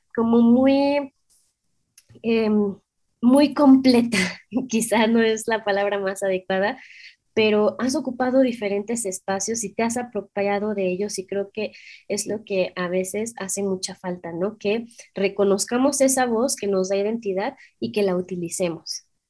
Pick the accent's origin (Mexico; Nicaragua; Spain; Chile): Mexico; somos mexicanas